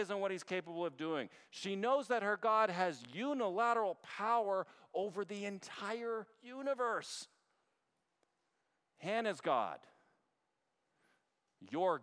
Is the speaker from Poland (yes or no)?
no; Canada; now in United States; as a Canadian